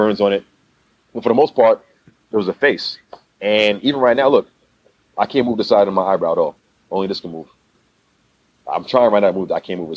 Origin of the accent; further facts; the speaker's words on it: New York, United States; we're from New York